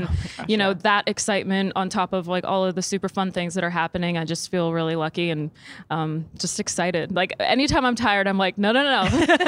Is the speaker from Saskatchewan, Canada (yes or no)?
yes; Saskatchewan, Canada; now in Nashville, United States; I'm from Saskatchewan